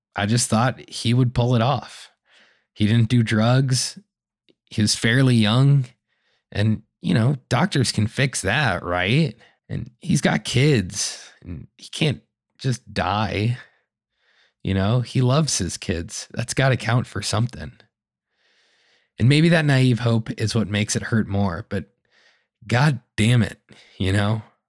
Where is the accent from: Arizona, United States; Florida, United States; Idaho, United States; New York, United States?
Arizona, United States; now in Chicago, United States; growing up in Arizona